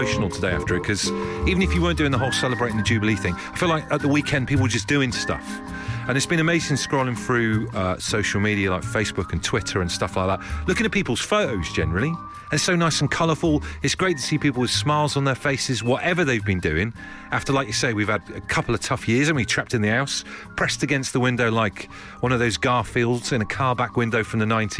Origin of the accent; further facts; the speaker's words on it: Brixham, South West England, United Kingdom; growing up in Brixham in Devon